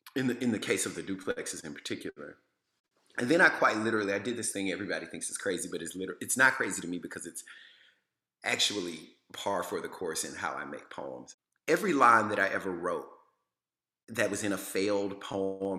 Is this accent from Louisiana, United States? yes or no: yes; Louisiana, United States; I'm from Louisiana